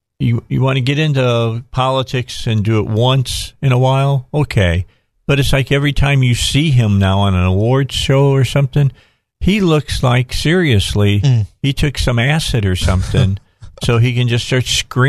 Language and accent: English; Indiana, United States; I'm from Indiana.